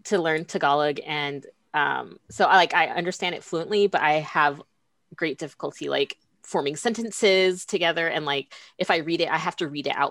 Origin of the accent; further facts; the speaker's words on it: United States; I was born in the United States. Like I am not from anywhere else